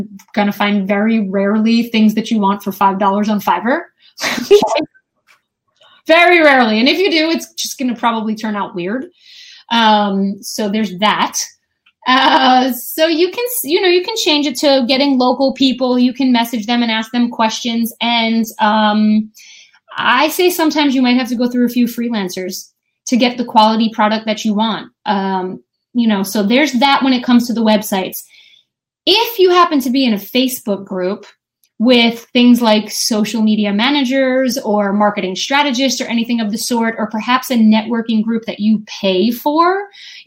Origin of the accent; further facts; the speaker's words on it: New Jersey, United States; I'm from New Jersey